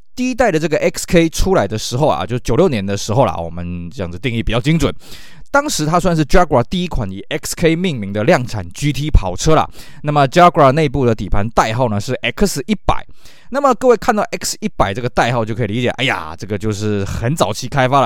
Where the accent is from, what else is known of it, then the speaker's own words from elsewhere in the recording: Taiwan; 以我们台湾这边的市场来讲呢